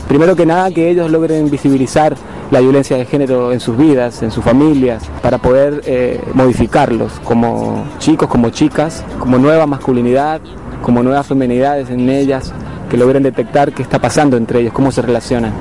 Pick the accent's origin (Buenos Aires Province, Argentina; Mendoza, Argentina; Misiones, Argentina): Mendoza, Argentina; now in Quito, Ecuador; soy de Argentina, de la provincia de Mendoza, vivo en Quito